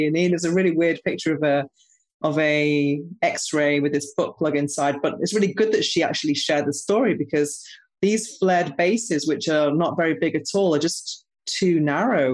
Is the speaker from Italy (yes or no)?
no; United Kingdom; now in Spain; I'm actually British